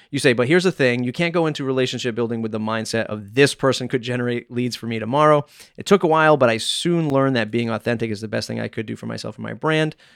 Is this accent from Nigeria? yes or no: yes; Nigeria; as a Nigerian woman who grew up with survival first mindset, learning to say no was pivotal to changing my mindset.